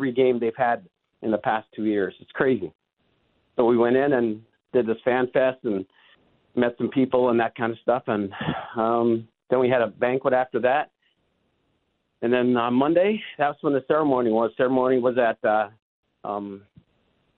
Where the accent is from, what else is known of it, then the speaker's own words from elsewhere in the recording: Winnipeg, Manitoba, Canada; I grew up in Winnipeg